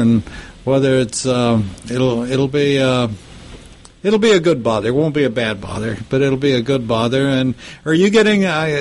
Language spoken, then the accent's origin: English; Lubbock, Texas, United States; my hometown of Lubbock